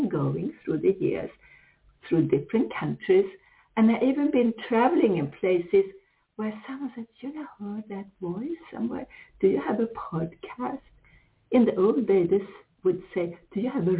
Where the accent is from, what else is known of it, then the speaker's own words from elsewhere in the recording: Sweden; English is a second language; moved away as an adult; also born or lived in United States; I come from here, I'm Swedish originally